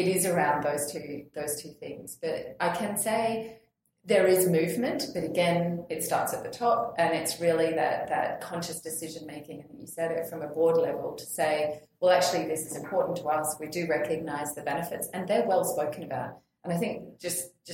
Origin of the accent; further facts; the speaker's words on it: Australia; as an Australian